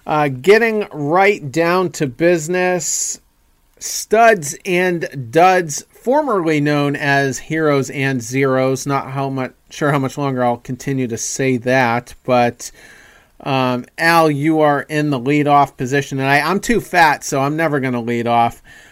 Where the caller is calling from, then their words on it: Lewiston, Maine, United States; Once again, I am … coming to you from Lewiston, Maine